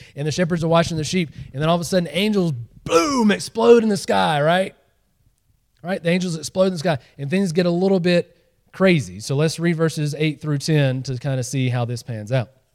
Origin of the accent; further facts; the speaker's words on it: Georgia, United States; moved away; I grew up in Georgia